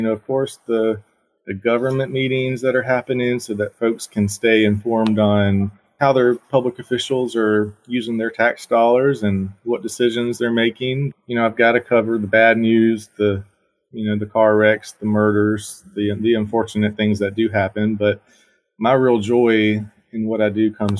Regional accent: Barnwell, South Carolina, United States; Growing up in Barnwell, it's a small community

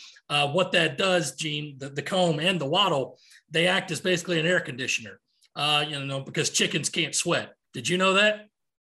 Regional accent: Rock Hill, South Carolina, United States; I'm from Rock Hill

